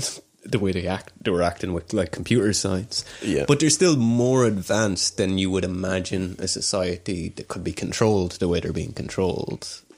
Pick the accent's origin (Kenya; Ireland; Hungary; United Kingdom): Ireland; Offaly; I'm from Offaly, which wouldn't be too far from Leitrim.